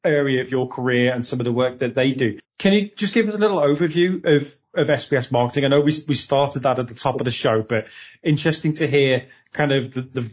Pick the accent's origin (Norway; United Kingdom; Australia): United Kingdom; Liverpool, North West England; I'm from Liverpool